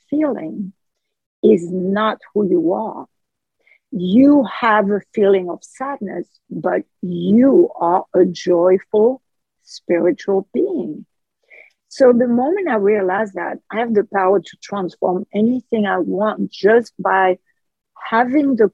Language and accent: English; France; accent: French; English is a second language; my French accent